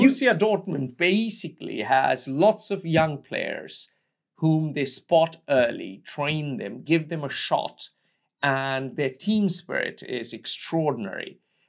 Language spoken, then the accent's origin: English; India